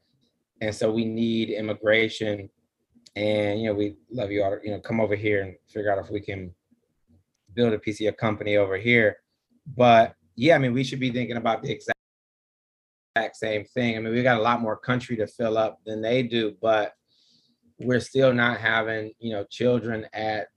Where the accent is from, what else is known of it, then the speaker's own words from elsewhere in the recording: Detroit, Michigan, United States; accent: Detroit; moved away; also born or lived in Boston, Massachusetts; my Detroit accent